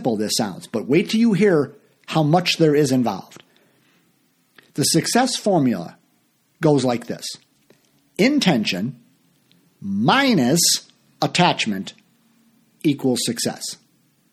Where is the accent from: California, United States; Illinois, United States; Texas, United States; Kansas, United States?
Illinois, United States; Chicago; I mostly play locally here in my hometown of Chicago